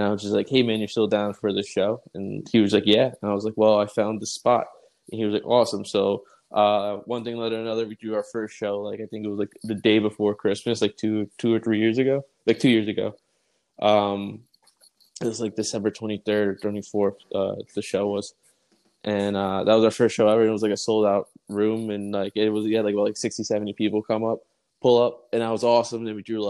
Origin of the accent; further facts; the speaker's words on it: Long Island, New York, United States; being from like Long Island